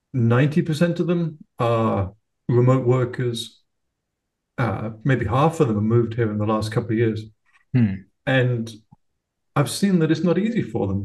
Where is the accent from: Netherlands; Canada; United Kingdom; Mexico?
United Kingdom; now in Florida, United States; I live in uh, Florida now. I'm British originally, but have ended up in Florida